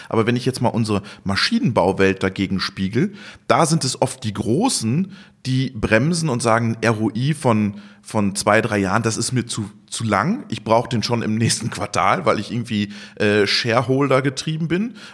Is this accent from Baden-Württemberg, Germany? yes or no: no; North Rhine-Westphalia, Germany; ich bin ja Westfale und komme dann in die Oberpfalz